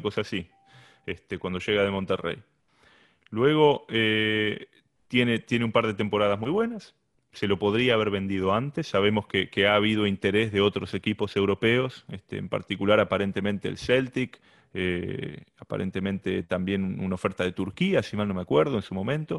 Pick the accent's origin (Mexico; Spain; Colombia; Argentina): Argentina; Lomas de Zamora, Buenos Aires Province; moved away as an adult; now in Houston, United States; soy argentino, nacido en Buenos Aires, en la ciudad de Lomas de Zamora, particularmente en Banfield